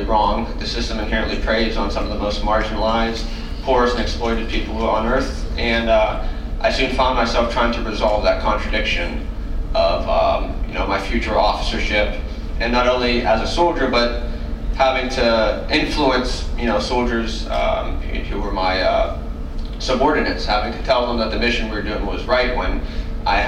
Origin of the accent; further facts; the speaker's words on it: New Castle, Pennsylvania, United States; I grew up in Newcastle, Pennsylvania, which is like the classic Rust Belt city